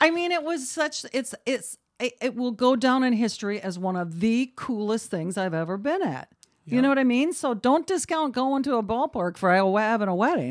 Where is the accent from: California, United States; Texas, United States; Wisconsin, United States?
Wisconsin, United States; Beloit; I'm from Beloit.